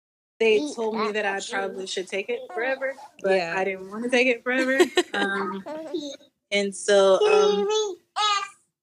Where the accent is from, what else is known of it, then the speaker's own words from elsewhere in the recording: Florida, United States; I'm from Florida